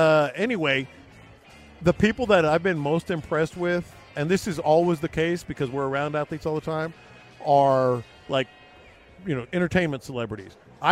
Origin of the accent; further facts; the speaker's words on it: Houston, Texas, United States; When I told him I was from Houston